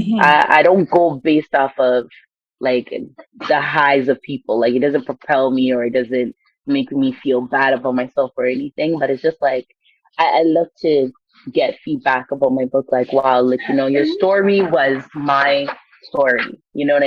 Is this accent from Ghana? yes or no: yes; Ghana; I'm Ghanaian